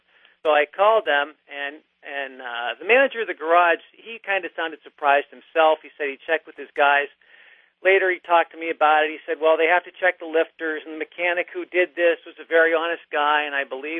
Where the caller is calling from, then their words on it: New York City, New York, United States; I'm calling from New York City.